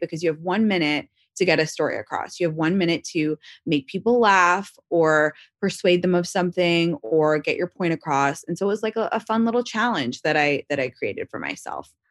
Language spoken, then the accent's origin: English; London, United Kingdom; also born or lived in Washington, D.C.; now in Los Angeles, United States; I consider myself from London, that's m, my whole childhood where I grew up